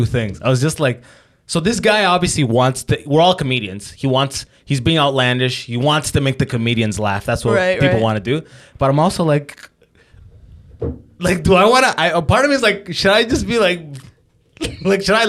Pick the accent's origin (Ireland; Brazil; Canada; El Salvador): Canada; London, Ontario; moved away as an adult; now in Toronto, Canada; I live in London, so yeah. I grew up in London